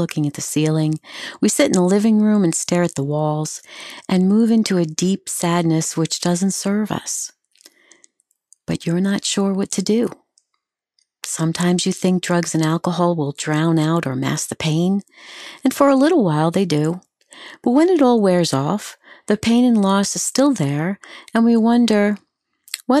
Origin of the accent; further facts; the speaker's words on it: New York, United States; also born or lived in Long Island / Pennsylvania; I grew up on Long Island and in New York, in the city